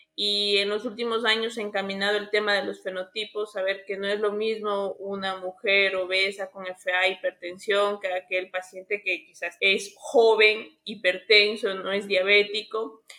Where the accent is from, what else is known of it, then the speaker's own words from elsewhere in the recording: Ecuador; also born or lived in Argentina; acá en mi país